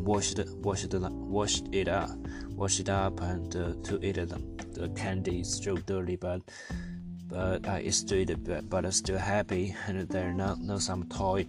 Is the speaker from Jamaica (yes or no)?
no; China; English is a second language; now in Wuhu, China; I come from China and from the poor village, but now I'm living a big city and live in China.